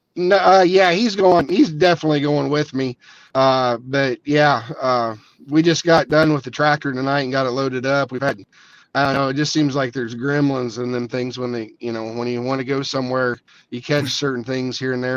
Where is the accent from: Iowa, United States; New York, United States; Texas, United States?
Iowa, United States; Southeast; I grew up, my dad, you know, took me and my brother around all the pools down. We're from Southeast Iowa.